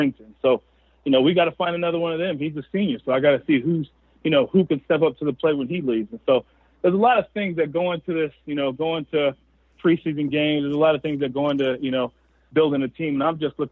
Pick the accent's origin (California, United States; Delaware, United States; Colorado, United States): California, United States; Southern; now in Cheney, United States; I grew up down in Southern California